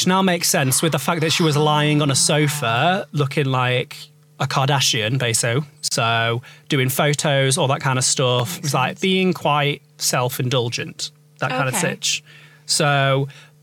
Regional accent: United Kingdom; I'm from Britain and I struggle to do a British accent sometimes.

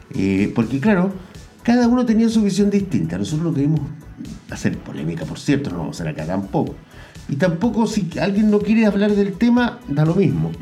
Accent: Chile; yo como chileno

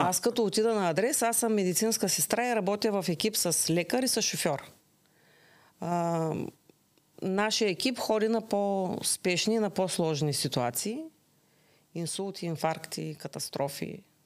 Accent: Bulgaria; now in Ruse, Bulgaria; Родена съм в град Тракан, на 60 км от Русе

